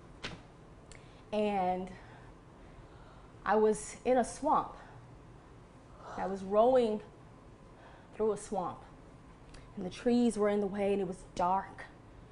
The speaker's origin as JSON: {"language": "English", "region": "Texas", "country": "United States", "said": "I'm from Texas"}